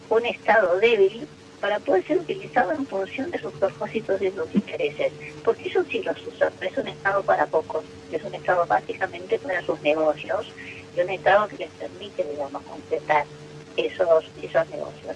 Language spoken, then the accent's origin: Spanish; Argentina; todos y todas como argentinos